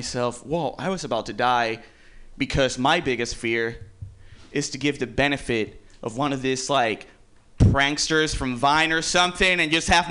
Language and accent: English; Puerto Rico; I'm from Puerto Rico. I've lived in the hood my whole life